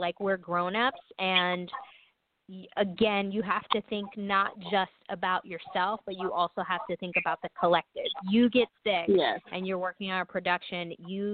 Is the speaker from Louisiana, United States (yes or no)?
no; New York City, New York, United States; I'm from New York, because I've always thought of myself growing up in New York City during the 70s and 80s and early 90s